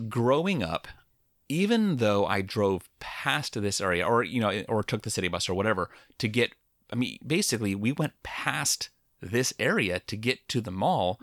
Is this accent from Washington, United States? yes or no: yes; Lacey, Washington, United States; growing up in Lacey